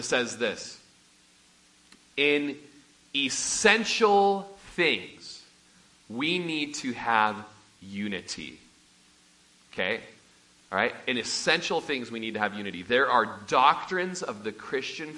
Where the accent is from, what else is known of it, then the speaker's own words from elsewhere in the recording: Klamath Falls, Oregon, United States; moved away; I'm from South Po Valley by Bonanza in Klamath Falls, Oregon. It's where we had a large family ranch